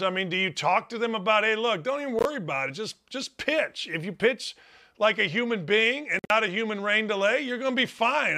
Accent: outside Chicago, Illinois, United States; I grew up outside Chicago

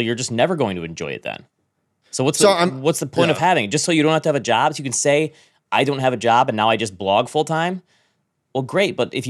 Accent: Midwest, United States; I'm from the Midwest. I bite my tongue and don't say anything.

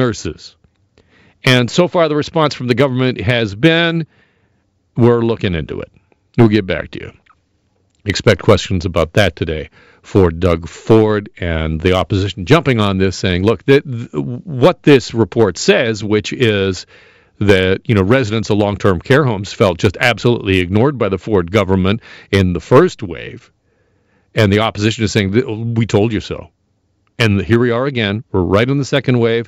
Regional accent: Burlington, Ontario, Canada; me growing up in Burlington, going to the Burlington Mall

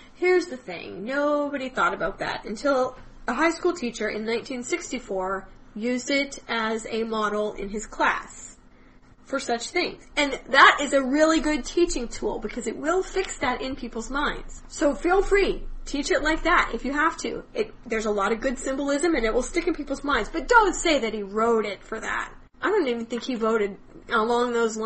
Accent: Wichita, Kansas, United States; I grew up in Wichita, Kansas

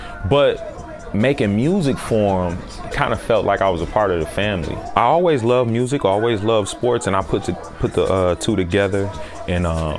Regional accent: Ann Arbor, Michigan, United States; I grew up, you know, watching the Lions. I'm from Michigan

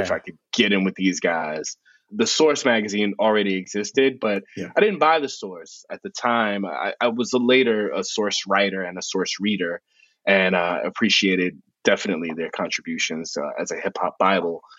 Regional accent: New York City, New York, United States; I grew up in the South Bronx

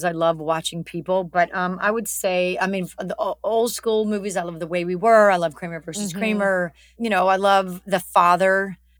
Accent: Alabama, United States; moved away; I look better in the South. I'm from Alabama. I love it.

